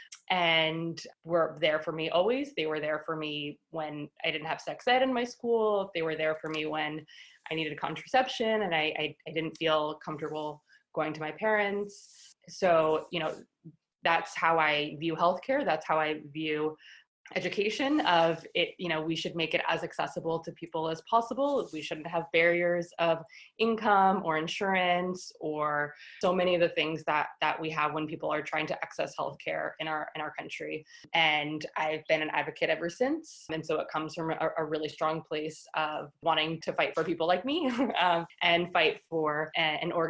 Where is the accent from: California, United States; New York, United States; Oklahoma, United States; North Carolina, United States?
New York, United States; New York City; So I grew up here in New York City. I grew up in Manhattan